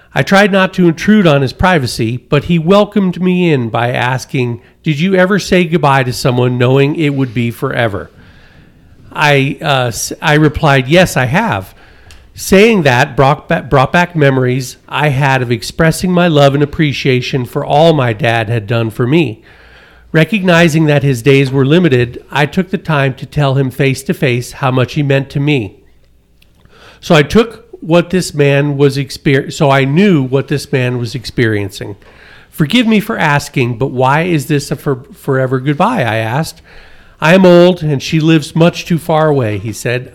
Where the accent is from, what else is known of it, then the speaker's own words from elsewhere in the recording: Connecticut, United States; now in Colorado, United States; I come from Connecticut